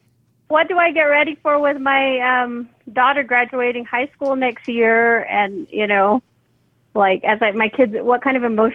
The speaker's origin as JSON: {"language": "English", "region": "Utah", "country": "United States", "said": "I'm from Utah."}